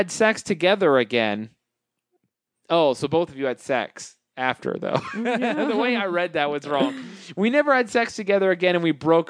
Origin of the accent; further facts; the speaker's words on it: Canada; I'm Canadian like that.